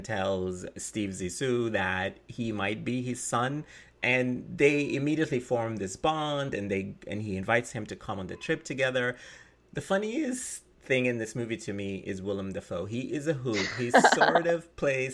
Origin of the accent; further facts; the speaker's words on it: Sudan; when I was young growing up in Sudan